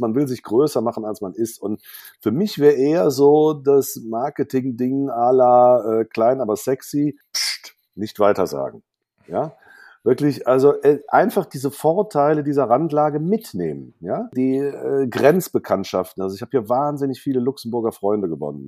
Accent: Cologne, North Rhine-Westphalia, Germany; moved away as an adult; now in Saarland, Germany; über 40 Jahren Köln

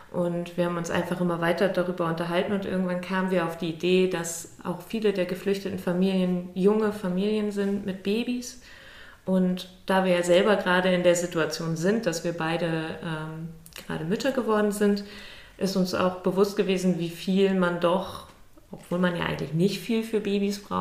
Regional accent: Schleswig-Holstein, Germany; ich komme nicht aus Lübeck direkt, ich komme aus einem kleinen Dorf aus der Nähe von Lübeck ähm, bin dann nach dem Abi weggegangen zu, zum Studieren nach Cottbus

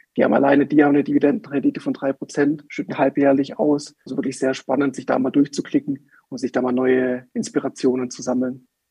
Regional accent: Swabian Jura, Baden-Württemberg, Germany; wir kommen ja aus Baden-Württemberg, aus der Schwäbischen Alb

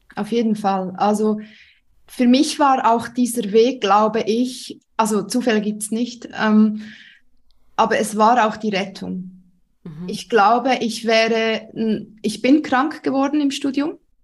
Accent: Switzerland; accent: Swiss; Ich ähm, wohne in der Schweiz. Das hört man auch. Ich bin Schweizerin.

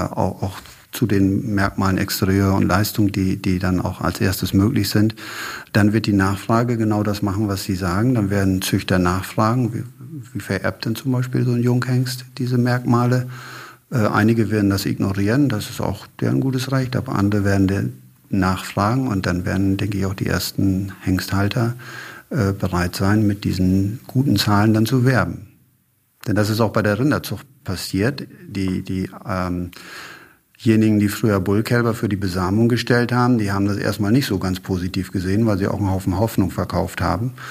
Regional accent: Lower Saxony, Germany; Brentano 1 war in meiner Heimat in Ostfriesland relativ stark eingesetzt.

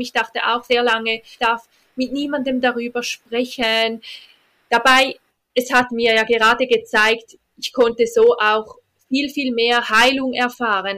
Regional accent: Switzerland; bei uns in der Schweiz

